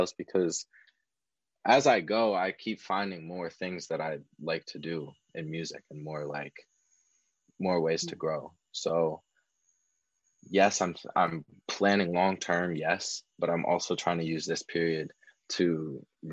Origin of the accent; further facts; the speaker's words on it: outside of Philadelphia, Pennsylvania, United States; also born or lived in Pittsburgh; now in Long Beach, United States; I grew up outside of Philadelphia